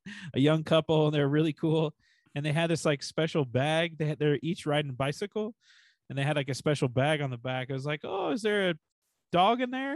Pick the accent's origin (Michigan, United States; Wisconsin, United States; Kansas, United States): Kansas, United States; I'm from Kansas